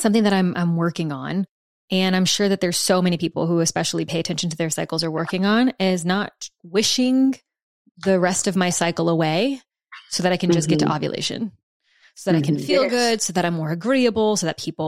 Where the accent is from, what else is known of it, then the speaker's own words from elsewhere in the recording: the South, United States; I'm from the South